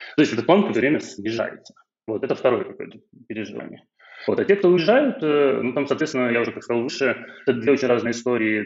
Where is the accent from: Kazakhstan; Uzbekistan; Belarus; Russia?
Belarus; moved away as an adult; now in Georgia; я белорус